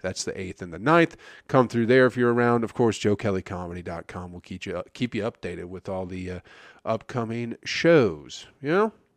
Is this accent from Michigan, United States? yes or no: yes; Michigan, United States; I'm from Michigan